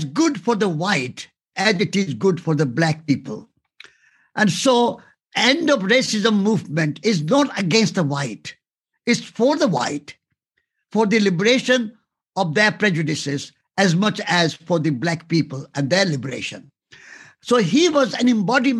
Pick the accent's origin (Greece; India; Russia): India; Before I'm an Indian, I'm a human being